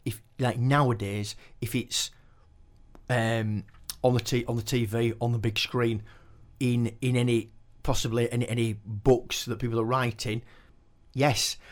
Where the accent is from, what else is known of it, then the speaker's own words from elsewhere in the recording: Keighley, Yorkshire and the Humber, United Kingdom; I was born and bred in Keighley